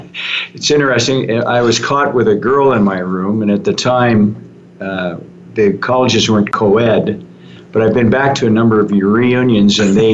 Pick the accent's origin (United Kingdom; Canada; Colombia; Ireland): Canada; also born or lived in Texas, United States; My father got hired by Shell he graduated from McGill as a geologist, got hired by Shell. I was born in Texas. We moved to Canada when I was about 5 and a half.